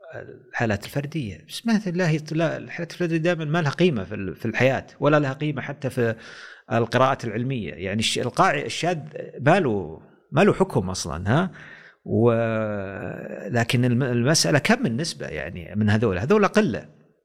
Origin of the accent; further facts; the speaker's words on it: Saudi Arabia; احنا في السعوديه